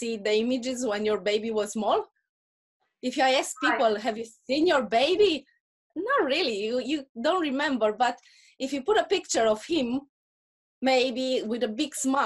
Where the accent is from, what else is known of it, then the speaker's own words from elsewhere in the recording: Romania; accent: Russian accent; English is a second language; moved away as an adult; after we moved from Romania